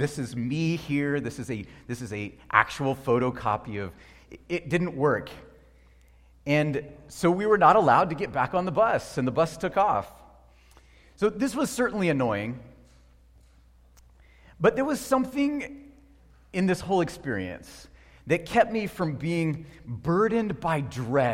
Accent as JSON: {"language": "English", "country": "United States", "said": "as an American"}